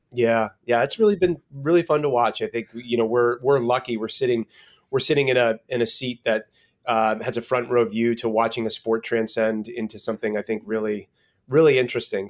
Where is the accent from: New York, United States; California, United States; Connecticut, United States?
Connecticut, United States; now in West Coast, United States; I grew up in Connecticut, and I've been back here with family.